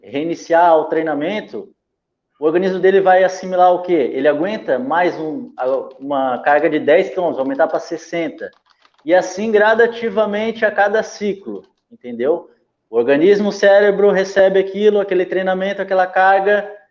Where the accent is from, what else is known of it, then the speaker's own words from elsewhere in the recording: Bombinhas, Santa Catarina, Brazil; also born or lived in Santos, São Paulo; Eu sou santista, de vez em quando vou lá em Santos, né? É, mas saí de lá com três anos, vim morar aqui no Paraíso